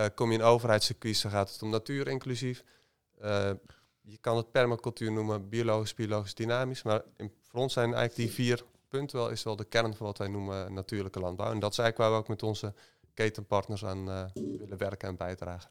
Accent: North Brabant, Netherlands; ik ben ook opgegroeid in uh, landelijk gebied

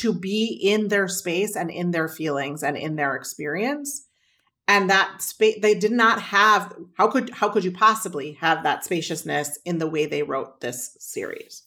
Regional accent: Midwest, United States; I grew up in the Midwest, so I'm a casserole kid

